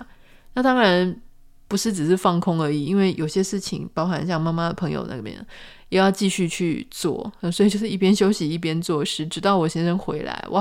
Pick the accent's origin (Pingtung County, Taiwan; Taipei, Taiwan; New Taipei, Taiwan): Pingtung County, Taiwan; 就是说屏东很小啊，这是跟谁在比啊？我是屏东人，我不这么认为。